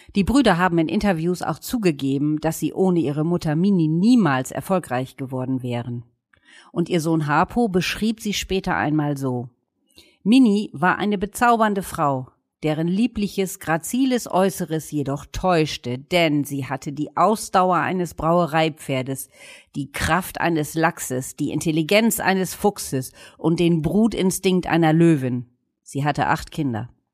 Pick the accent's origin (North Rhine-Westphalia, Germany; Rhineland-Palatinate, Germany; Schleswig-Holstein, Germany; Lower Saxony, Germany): Lower Saxony, Germany; East Frisia; bei uns in Ostfriesland